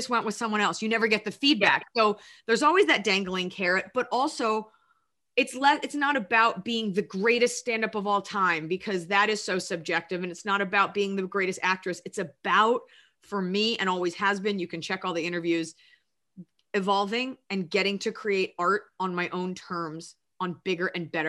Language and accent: English; Dallas, Texas, United States; I'm from Dallas, Texas